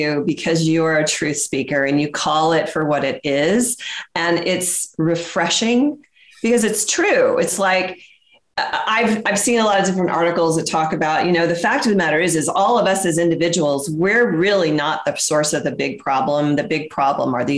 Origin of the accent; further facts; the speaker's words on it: the South, United States; I'm from the South and I know the South.